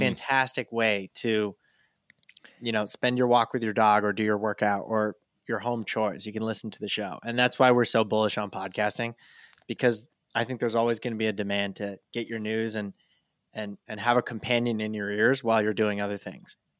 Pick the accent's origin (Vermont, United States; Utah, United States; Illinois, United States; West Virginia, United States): Vermont, United States; rural; I'm born and raised in rural Vermont